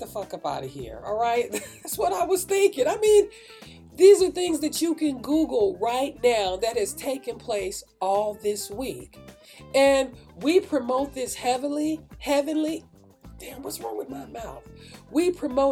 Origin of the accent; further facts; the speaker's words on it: Oakland, California, United States; I grew up in Oakland. I grew up in Northern California, especially in the Oakland area